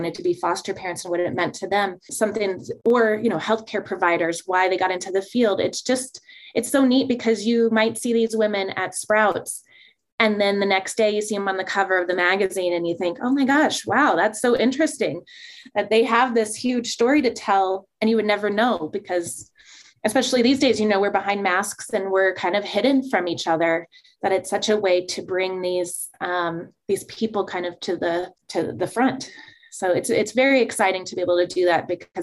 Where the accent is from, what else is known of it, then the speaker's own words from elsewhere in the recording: Prescott, Arizona, United States; it allowed me to stay in my hometown.